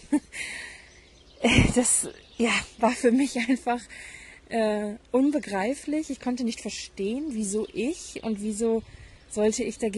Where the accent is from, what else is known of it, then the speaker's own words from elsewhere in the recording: Hamburg, Germany; Ich bin Halbirin, ich bin in Hamburg aufgewachsen. Ich kenne Regen, dachte ich. Ich bin ein norddeutsches Mädchen.